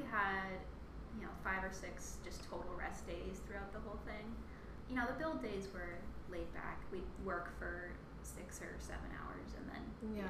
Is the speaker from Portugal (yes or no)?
no; Charlottesville, Virginia, United States; moved away as an adult; also born or lived in New Orleans / Boston / Tampa, Florida; I also did a build day in Charlottesville, in my hometown, over one of my breaks